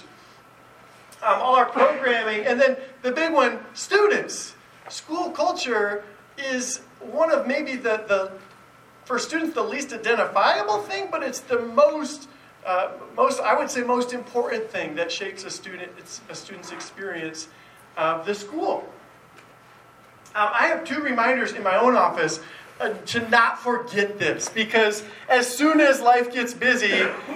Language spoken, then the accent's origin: English; East Lansing, Michigan, United States; I grew up in East Lansing, where the Spartans play